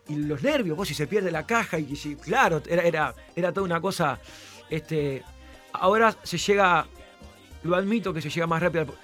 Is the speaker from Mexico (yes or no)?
no; Uruguay; soy uruguayo.